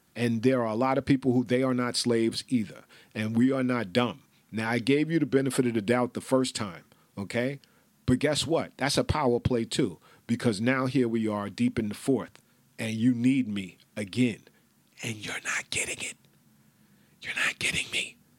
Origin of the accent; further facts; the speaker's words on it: New York City, New York, United States; I grew up with Russian people, okay? I'm from the Bronx